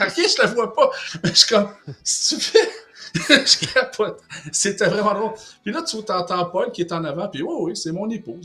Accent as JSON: {"language": "French", "region": "Quebec", "country": "Canada", "said": "en tant que Québécois"}